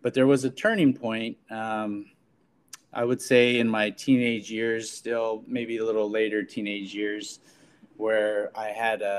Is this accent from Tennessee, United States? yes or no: no; Fresno, California, United States; I am a social equity applicant, and I am from Fresno